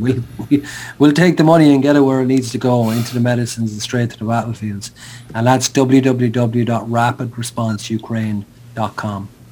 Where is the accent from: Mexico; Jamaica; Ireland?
Ireland; Sligo, Connacht; I picked up the phone in Sligo, my hometown